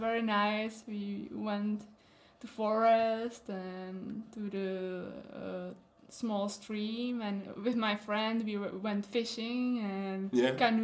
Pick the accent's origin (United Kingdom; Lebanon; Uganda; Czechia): Czechia; also born or lived in Pilsen; I was born in Pilsen, but then we moved to countryside, then we moved again, and then again, and then that was the time we moved to Novotniki. So I went to kindergarten there since I was 3 years old, then to elementary school.